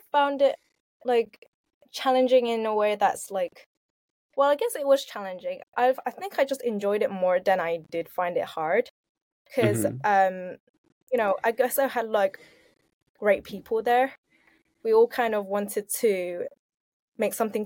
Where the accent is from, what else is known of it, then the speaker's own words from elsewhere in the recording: London, United Kingdom; I was born and raised in Southeast London.